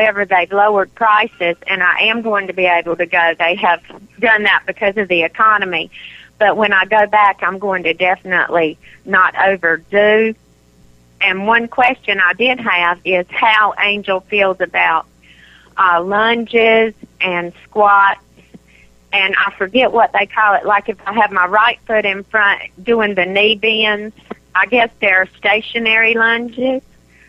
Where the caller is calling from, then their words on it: South Carolina, United States; I'm calling from South Carolina.